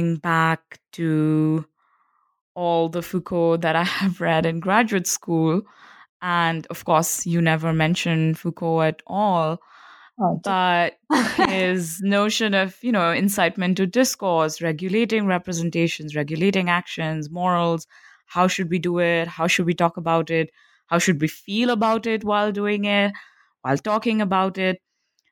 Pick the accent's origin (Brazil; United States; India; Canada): India; being an Indian millennial myself growing up in the mid 1990s